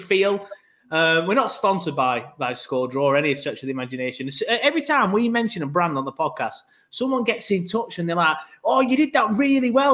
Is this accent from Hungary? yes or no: no; Burnley, North West England, United Kingdom; now in Leeds, United Kingdom; I'm from Burnley